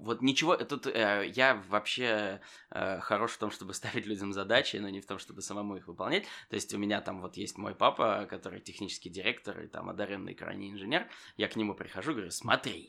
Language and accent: Russian; Saint Petersburg, Russia; я из Питера